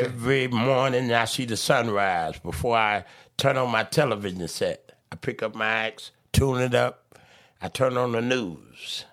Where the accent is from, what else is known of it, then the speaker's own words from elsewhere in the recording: Chicago, Illinois, United States; I was born in Cook County Hospital